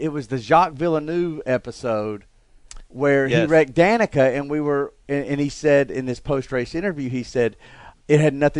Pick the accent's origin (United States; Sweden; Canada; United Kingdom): United States; Alabama; the Italians actually speak better English than I do, being that I'm from Alabama, and I don't really have any grammatical sense whatsoever.